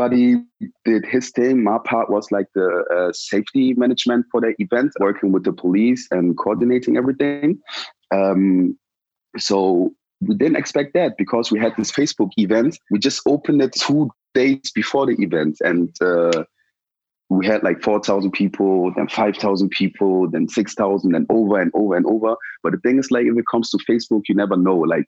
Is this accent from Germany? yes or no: yes; Germany; also born or lived in Ghana; I came to Germany and I went to school and everything.